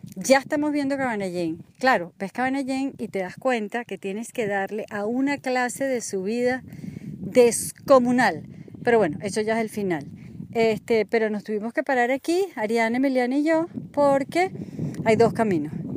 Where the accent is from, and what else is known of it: Venezuela